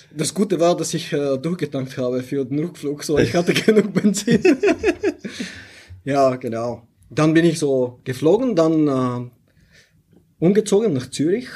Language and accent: German; Bulgaria; German is a second language; moved away as an adult; also born or lived in St. Gallen, Switzerland; now in Switzerland; ich komme aus Bulgarien ursprünglich